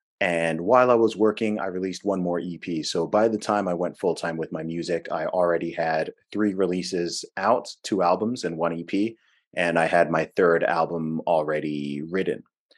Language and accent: English; Saudi Arabia; also born or lived in England, United Kingdom; I was born in England. I grew up in the Middle East in Saudi Arabia. Actually lived over there for about 20 years.